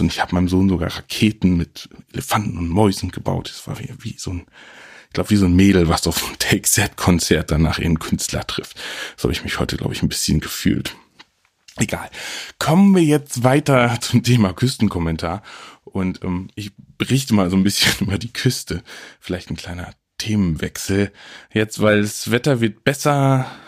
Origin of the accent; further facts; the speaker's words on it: Friesland, Lower Saxony, Germany; Ich komme ja aus Friesland, nicht zu verwechseln mit Ostfriesland oder Nordfriesland, es liegt irgendwo ein bisschen dazwischen.